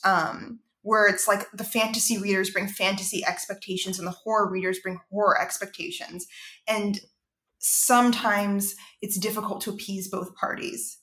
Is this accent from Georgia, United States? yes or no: yes; Savannah, Georgia, United States; growing up there